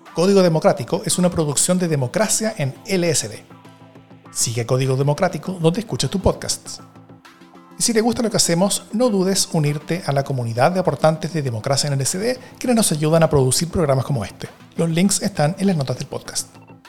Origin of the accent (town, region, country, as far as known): Chile